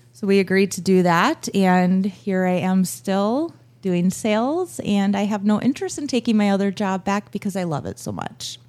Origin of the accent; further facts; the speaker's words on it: Buffalo, Minnesota, United States; also born or lived in Las Vegas / Waconia; now in Annandale, United States; I grew up in Buffalo. Uh, both my husband and I graduated from Buffalo High School